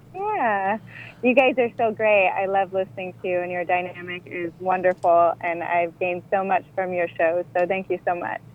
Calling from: Maui, Hawaii, United States; I'm calling from Maui

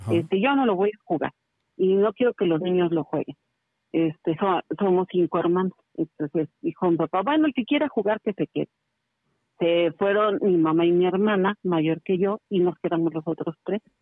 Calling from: Querétaro, Mexico; estoy llamando de la ciudad de Querétaro.

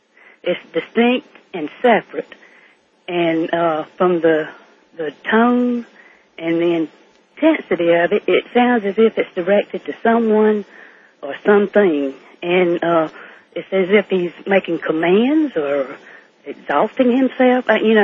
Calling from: Georgia, United States; I'm calling from Georgia. Can you tell?

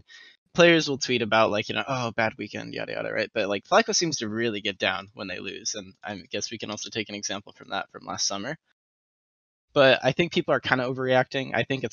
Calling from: Fullerton, California, United States; Fullerton, California.

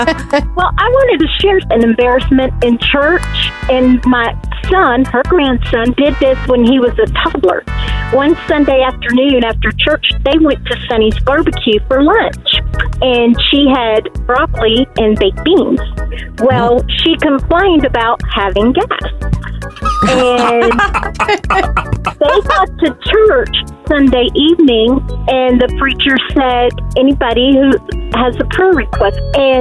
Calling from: Panama City, Florida, United States; calling from Panama City, Florida.

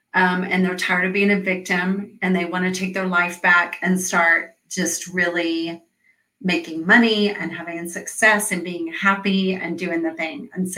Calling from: Atlanta, Georgia, United States; So I am talking from Atlanta, Georgia

